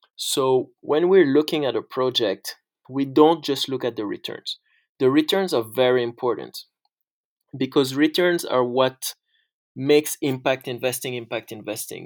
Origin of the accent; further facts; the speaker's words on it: Senegal; also born or lived in France; So, I'm originally from Senegal and France, and I grew up in Senegal.